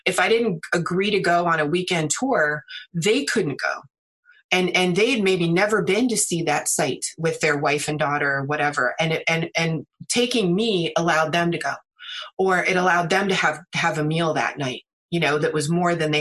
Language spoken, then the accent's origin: English; United States; also born or lived in China; I am American